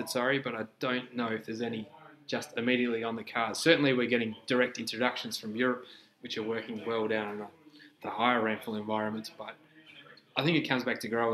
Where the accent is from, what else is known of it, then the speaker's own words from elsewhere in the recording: Karoonda, South Australia, Australia; I'm actually originally from the Mallee, so I grew up around Karoonda